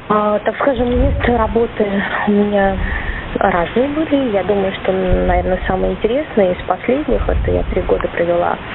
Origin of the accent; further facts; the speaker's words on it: Moscow, Russia; also born or lived in Astana, Kazakhstan; я обратно переехала в Москву, я сама москвичка